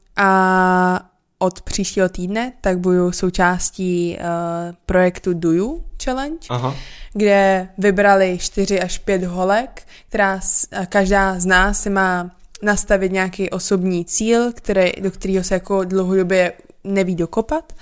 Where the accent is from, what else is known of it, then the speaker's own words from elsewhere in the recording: Czechia; also born or lived in Portland area, United States; Já jsem prostě z Česka